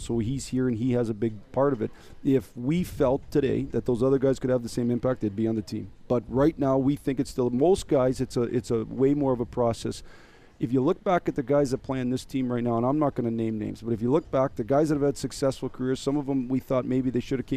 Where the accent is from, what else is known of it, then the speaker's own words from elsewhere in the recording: Michigan, United States; I grew up in Michigan